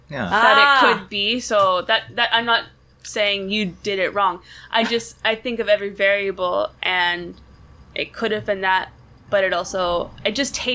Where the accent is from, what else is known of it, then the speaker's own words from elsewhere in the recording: Portland, United States; moved away as an adult; also born or lived in Ohio; I grew up in Portland. I just knew Portland, and then I went to college in Ohio.